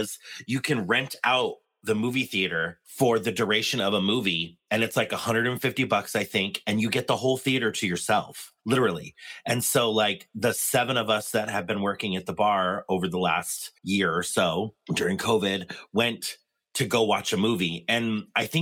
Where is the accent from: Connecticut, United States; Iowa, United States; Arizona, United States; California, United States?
California, United States; San Diego; I was born in San Diego, and we used to go to the San Diego Zoo.